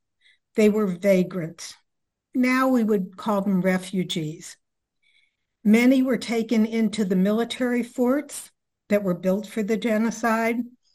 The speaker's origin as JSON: {"language": "English", "town": "Los Angeles", "region": "California", "country": "United States", "tie": "born or raised there", "also_born_or_lived": "Berkeley, California / San Diego, California / Washington / Humboldt County, California", "moved": "as an adult", "said": "And California is very much part of my home. I was born in Los Angeles, went to public school. I went through the public schools."}